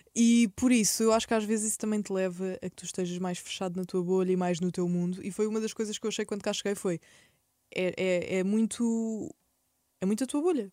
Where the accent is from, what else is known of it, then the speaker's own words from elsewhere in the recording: Setúbal, Portugal; moved away as an adult; now in Lisbon, Portugal; eu nasci em Setúbal, nasci e cresci em Setúbal